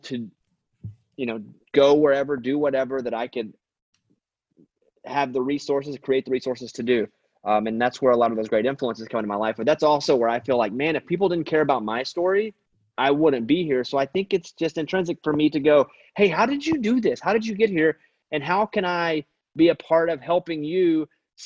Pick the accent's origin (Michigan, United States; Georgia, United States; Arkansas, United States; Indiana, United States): Arkansas, United States; Mountain Pine; now in Nashville, United States; it was called Mountain Pine, Arkansas, population 772.